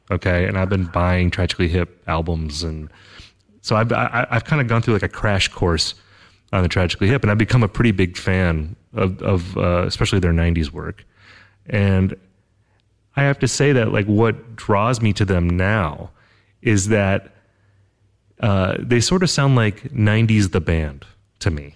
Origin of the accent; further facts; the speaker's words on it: United States; I grew up in America. I'm an American, of course.